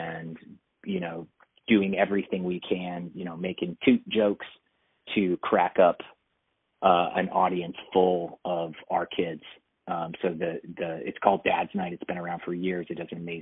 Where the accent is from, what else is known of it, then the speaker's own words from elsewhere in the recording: Texas, United States; I was raised in Texas under football culture